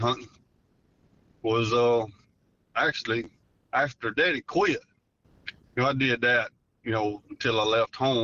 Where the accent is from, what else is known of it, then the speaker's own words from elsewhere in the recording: Rabel, Louisiana, United States; I'm from Rabel, Louisiana